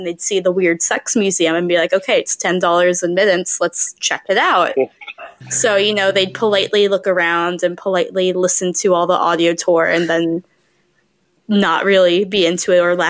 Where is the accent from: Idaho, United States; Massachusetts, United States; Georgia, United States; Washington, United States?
Georgia, United States; Atlanta; I'm not from Maine. I'm from Atlanta, Georgia.